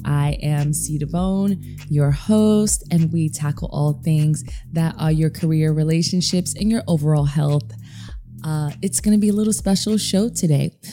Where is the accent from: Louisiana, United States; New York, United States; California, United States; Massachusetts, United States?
New York, United States; New York City; I'm a DJ from New York City